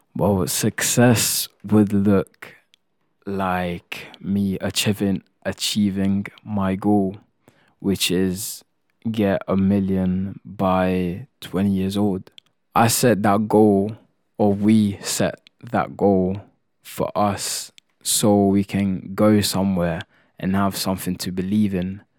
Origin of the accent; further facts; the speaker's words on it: Italy; moved away; I come from Italy